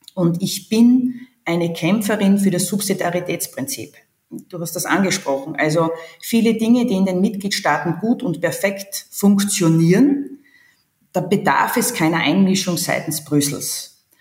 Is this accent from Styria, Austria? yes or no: yes; Hitzendorf, Styria, Austria; meiner Heimatgemeinde, Marktgemeinde Hitzendorf